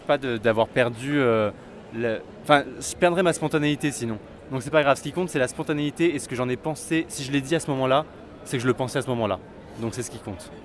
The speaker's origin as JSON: {"language": "French", "town": "Vichy", "region": "Auvergne-Rhône-Alpes", "country": "France", "tie": "born or raised there", "moved": "as an adult", "lives_now": "Paris, France", "said": "Alors moi je viens de Vichy en Auvergne. J'ai grandi là-bas jusqu'au jusqu'au bac"}